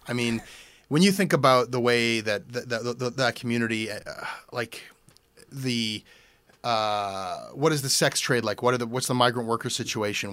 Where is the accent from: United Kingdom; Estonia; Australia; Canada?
Canada